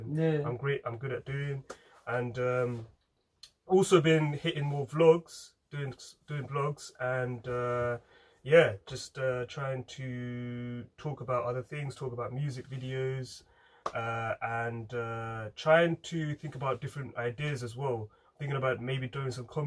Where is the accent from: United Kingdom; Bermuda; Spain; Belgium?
United Kingdom; England